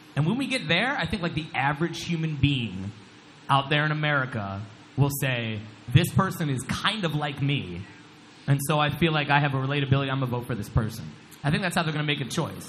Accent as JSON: {"language": "English", "region": "Ohio", "country": "United States", "said": "I'm from Ohio"}